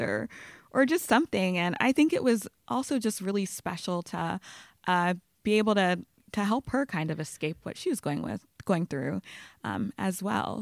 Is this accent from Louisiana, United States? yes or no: yes; Baton Rouge, Louisiana, United States; moved away as an adult; also born or lived in Los Angeles; now in New York, United States; I grew up in Baton Rouge, Louisiana